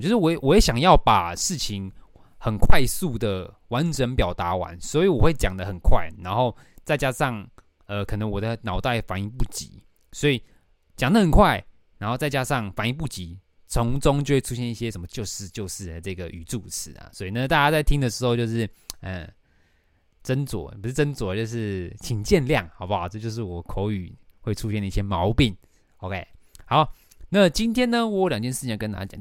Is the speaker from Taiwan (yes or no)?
yes; Taoyuan, Taiwan; now in Taipei, Taiwan; 我要回我的老家桃园